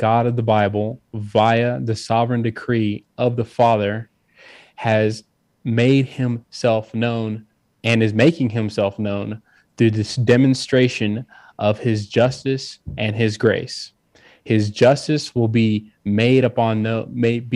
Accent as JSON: {"language": "English", "region": "Mississippi", "country": "United States", "tie": "born or raised there", "also_born_or_lived": "California", "moved": "yes", "said": "I was actually born in the South, Mississippi"}